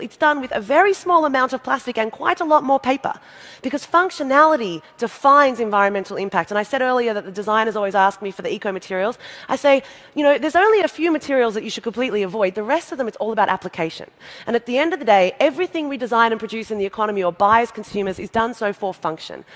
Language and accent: English; Australia; I'm from Australia, we have a population of 22 million